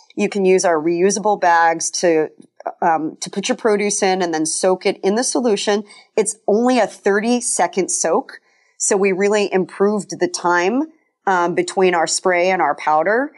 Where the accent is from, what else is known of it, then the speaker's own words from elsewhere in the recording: Colorado, United States; kind of a tree hugger growing up in Colorado